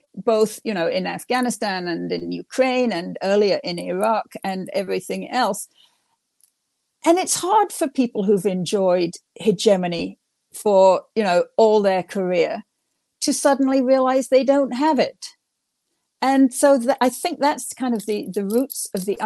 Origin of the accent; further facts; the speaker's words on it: England, United Kingdom; now in United States; I grew up in England during the 1950s